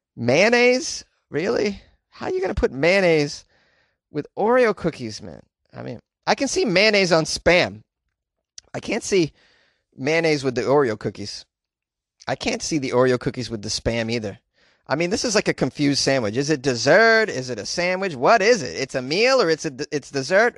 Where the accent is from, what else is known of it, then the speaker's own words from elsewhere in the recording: New England, Massachusetts, United States; moved away as an adult; now in Southern California, United States; I'm from New England, and I had to deal with snowfall for the majority of my life